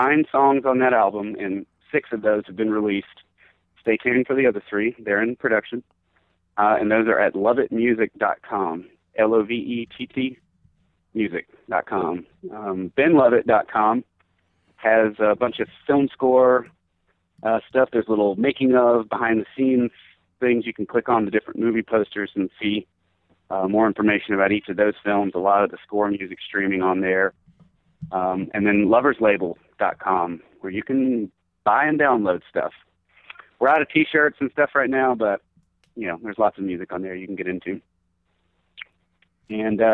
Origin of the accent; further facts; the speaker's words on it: Georgia, United States; moved away; I'm from Georgia originally, and so like Atlanta's like the home team. It's like I haven't lived there in a really long time